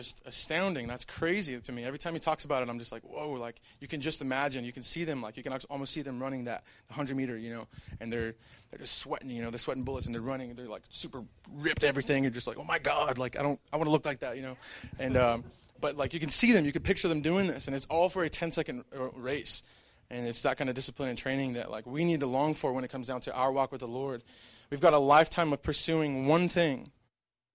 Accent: El Paso, Texas, United States; I'm from El Paso

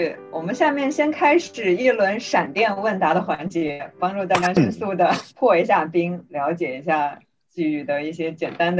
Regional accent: Kunming, Yunnan, China; 我其实也是来自昆明。

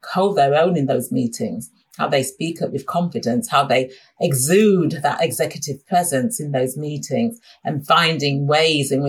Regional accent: Sheffield, Yorkshire and the Humber, United Kingdom; moved away; I'm originally from Sheffield and most of my family is still in Sheffield

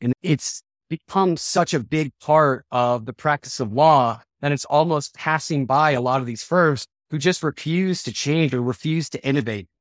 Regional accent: Denver, Colorado, United States; also born or lived in Charleston, South Carolina / Minnesota; I'm from Denver. I've been here since I've been four years old

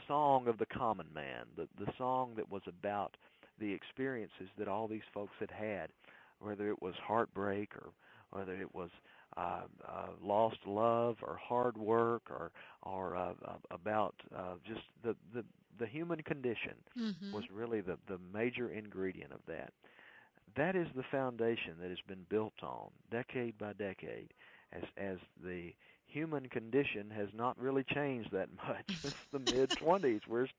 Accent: Mississippi, United States; moved away as an adult; now in Nashville, United States; I started out here in Nashville as a student at Belmont University, moved to Nashville from my home state of Mississippi

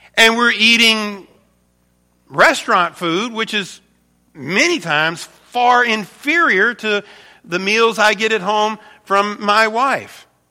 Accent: United States; I'm an American

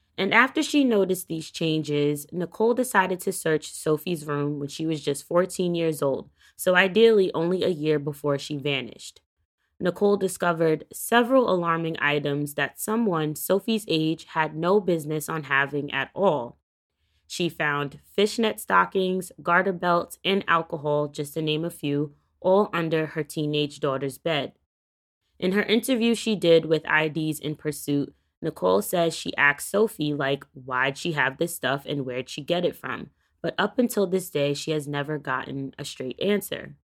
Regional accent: New York, United States; my hometown state of New York

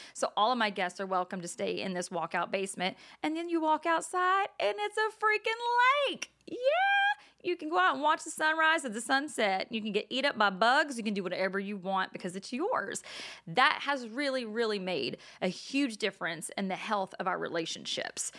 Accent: Texas, United States; now in New Jersey, United States; I'm from Texas, though. We don't have boardwalks.

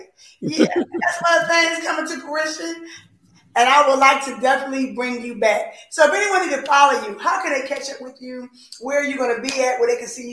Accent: Philadelphia, Pennsylvania, United States; I'm from Philly

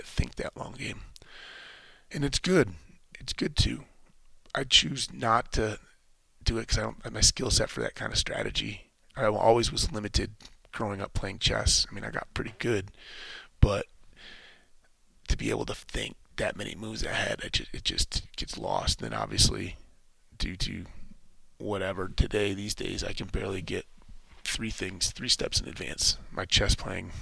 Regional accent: United States; as an American

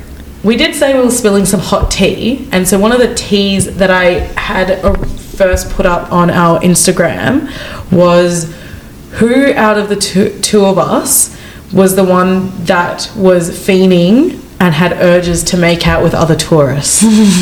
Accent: Australia; I'm just Australian

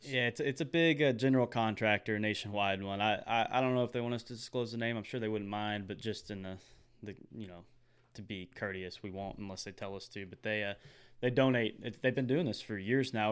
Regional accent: Texas, United States; we're from Texas

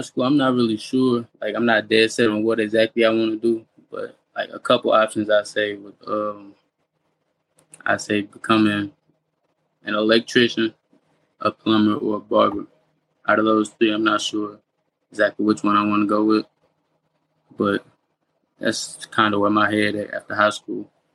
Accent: St. Louis, Missouri, United States; I grew up in St. Louis. I've been in St. Louis my whole life

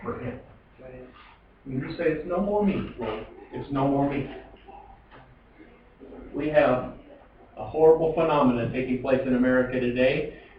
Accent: Colville, Washington, United States; also born or lived in Kettle Falls; Growing up in Colville

